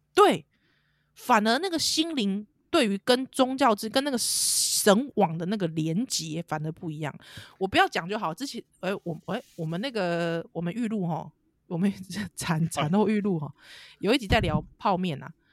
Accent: Taiwan; 我们台湾人

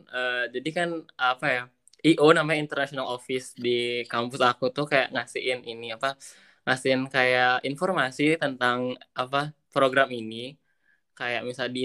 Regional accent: Bali, Indonesia; uh, asal aku dari Bali terus aku, ya aku emang orangnya bukan bukan

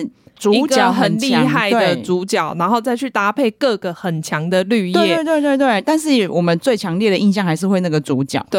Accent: Nantou County, Taiwan; 我们南投就是出美女

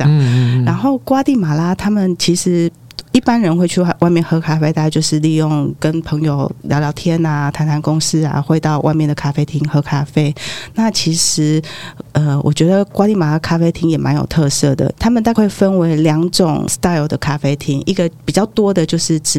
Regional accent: Taiwan; 那非常非常的甜，大概我台湾人大概吃了一一一口就差不多了

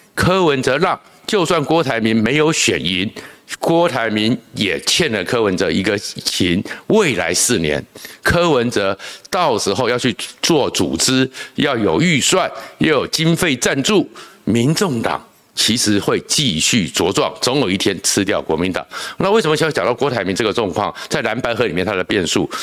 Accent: Taiwan; 我们在小时候在眷村里面

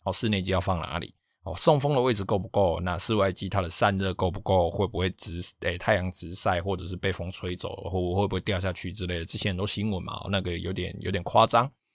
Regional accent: Taiwan; 我老家那边，因为他们，我们老家是住在比较靠海边的地方

